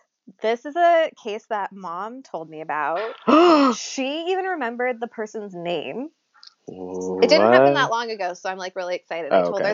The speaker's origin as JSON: {"language": "English", "town": "Sacramento", "region": "California", "country": "United States", "said": "we are from Sacramento originally"}